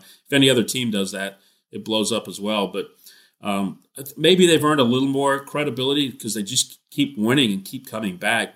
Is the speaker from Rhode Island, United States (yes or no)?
no; Texas, United States; I'm a Texan now." And so, uh, you know, I've been a, a Texan ever since